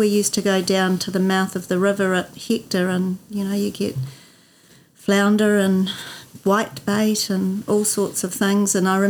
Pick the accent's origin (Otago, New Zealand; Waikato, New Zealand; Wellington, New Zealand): Otago, New Zealand; North; also born or lived in Christchurch, New Zealand; So definitely bred in North Otago. My family, my children are fifth generation, actually. But technically, I was actually born in Christchurch. So came back here when I was seven